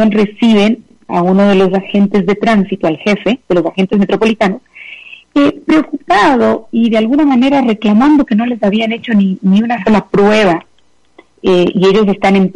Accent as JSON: {"language": "Spanish", "town": "Quito", "region": "Pichincha", "country": "Ecuador", "said": "eh, digamos, apenados y avergonzados, eh, creo que como quiteños y personalmente por esa por esas últimas noticias"}